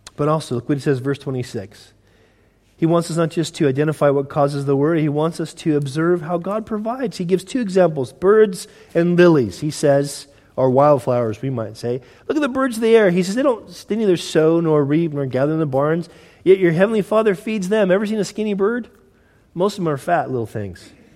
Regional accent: Southern California, United States; moved away; I'm from Southern California, originally

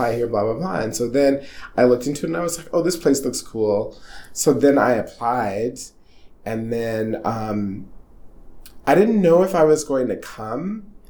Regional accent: Atlanta, Georgia, United States; moved away as an adult; also born or lived in Washington, D.C. / London; now in Brooklyn, New York, United States; I grew up in Atlanta

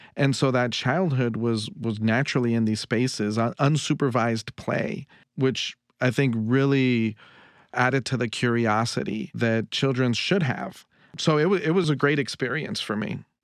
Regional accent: Los Angeles, California, United States; I'm from Northeast L A, an area called Highland Park

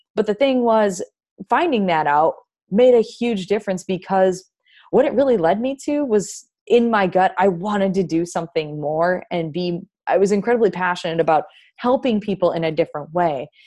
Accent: Wisconsin, United States; moved away as an adult; now in North Carolina, United States; I'm from Wisconsin originally, and, you know, now I'm living in North Carolina.

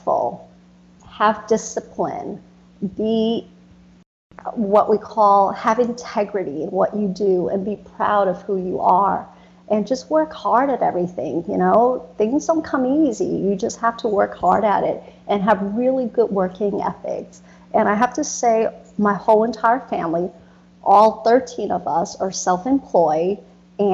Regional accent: United States; also born or lived in Vietnam; growing up in America

